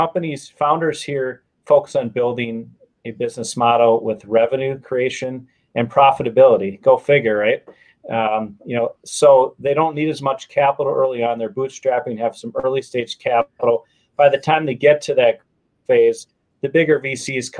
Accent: Wisconsin, United States; moved away as an adult; now in Chicago, United States; I'm from Wisconsin, just a small town outside of Milwaukee.

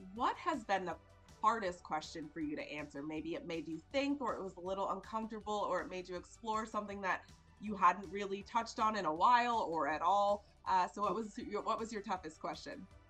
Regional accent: Colorado, United States; now in Houston, United States; I'm from Colorado

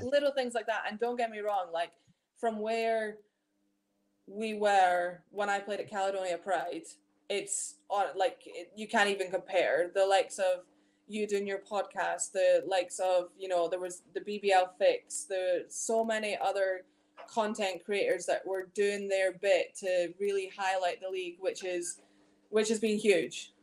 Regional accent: Scotland, United Kingdom; moved away as an adult; also born or lived in Leicester, England; I grew up playing exclusively in Scotland, um, all throughout like my youth basketball, like with being at Tayside Musketeers

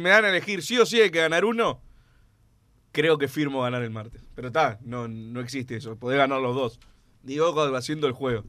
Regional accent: Uruguay; somos uruguayos

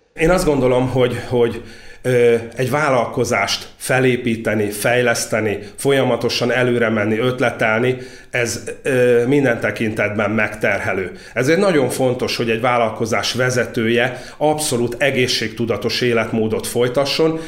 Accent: Orosháza, Békés, Hungary; Orosházán a szalmapiac tér tövibe, egy sárzott ajzatú viskóba töltöttem a gyerekkorom jelentős részét nagyanyáméknál

